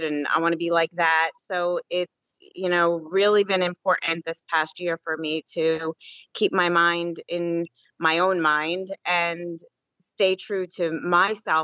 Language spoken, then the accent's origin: English; New Jersey, United States; now in Pennsylvania, United States; Originally from New Jersey, and I live in Pennsylvania now.